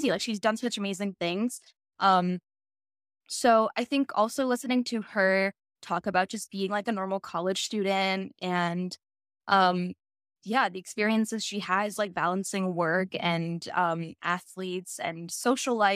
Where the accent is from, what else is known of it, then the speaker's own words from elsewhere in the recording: Cleveland, Ohio, United States; now in Atlanta, United States; I am from Cleveland, Ohio originally, but I go to school in Atlanta, Georgia now.